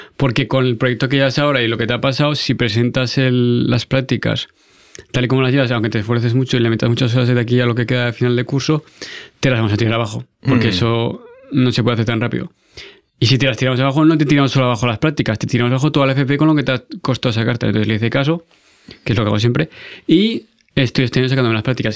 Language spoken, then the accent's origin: Spanish; Aragon, Spain; also born or lived in France; como buen aragonés cabezudico